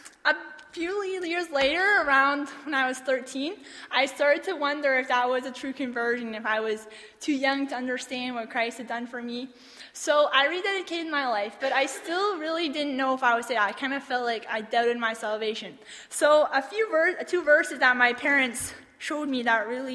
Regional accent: Toronto, Ontario, Canada; I was born in Toronto, Ontario, on April 19th, 1994.

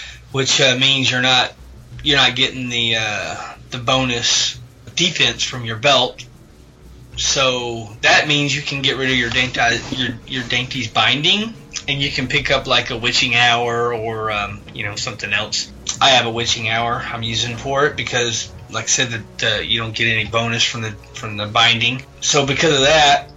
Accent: the South, United States; I'm from the South

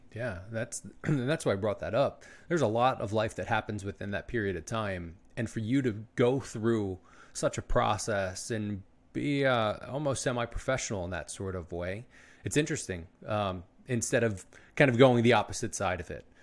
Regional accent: Philadelphia, Pennsylvania, United States; I was born in Philly

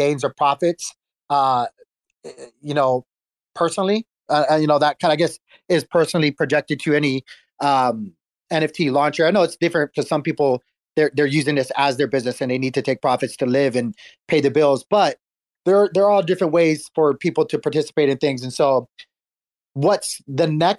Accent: Hawaii, United States; I'm Filipino, Chinese, Puerto Rican, and Irish, as weird as that sounds. And I grew up in Hawaii.

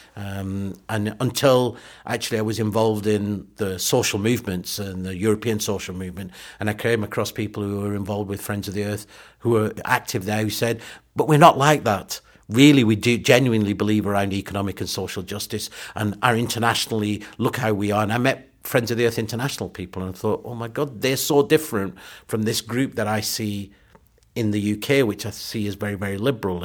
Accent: Burnley, North West England, United Kingdom; also born or lived in Pakistan; I grew up in Burnley, in Lancashire, in the s, seventies and eighties.

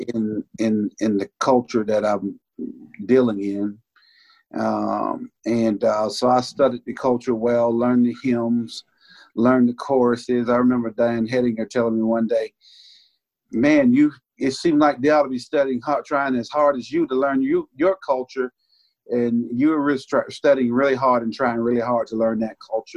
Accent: Georgia Florida line, United States; also born or lived in Bainbridge, Georgia; I was raised on the Georgia Florida line, actually 22 miles south of Bainbridge. I grew up, and so I uh, went to church in North Florida

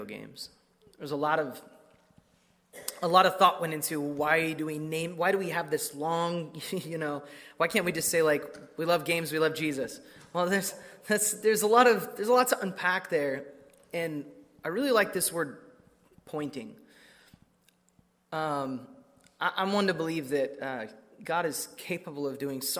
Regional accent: Emmett, Idaho, United States; moved away as an adult; my hometown of Emmett, Idaho

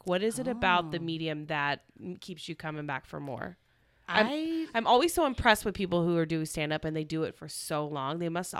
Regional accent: Oklahoma, United States; and I'm from Oklahoma, born

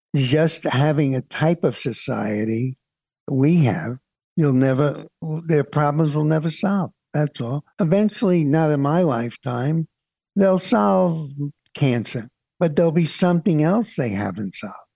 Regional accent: New York City, New York, United States; When I grew up in Brooklyn

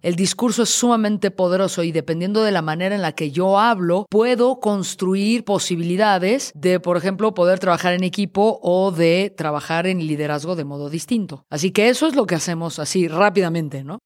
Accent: Mexico City, Mexico; Oriundo, originario, de la Ciudad de México

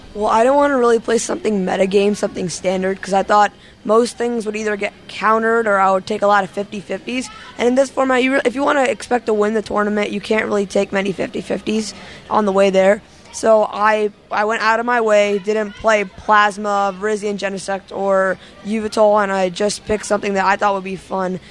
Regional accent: Wilmington, Delaware, United States; from Wilmington, Delaware

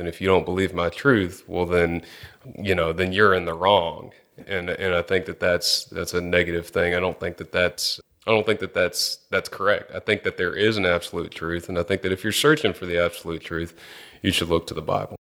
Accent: Angleton, Texas, United States; I grew up in Angleton, Texas, which is, uh, just about an hour and a half south of, of Houston here.

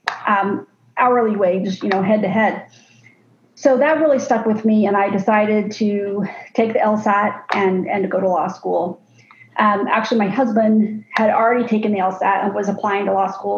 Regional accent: Arizona, United States; I grew up here in Arizona, and I was the youngest of seven.

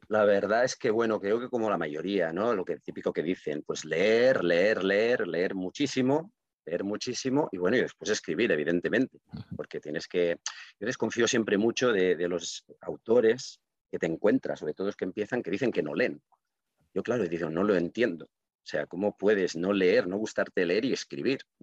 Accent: Reus, Catalonia, Spain; first language Catalan; Spanish is a second language; also born or lived in Barcelona; yo nací hace medio siglo, que dicho así suena raro, en, en Barcelona, pero bueno, mis padres vinieron a vivir aquí en Reus cuando tenía meses, o sea que prácticamente se puede decir que yo soy de Reus de toda la vida

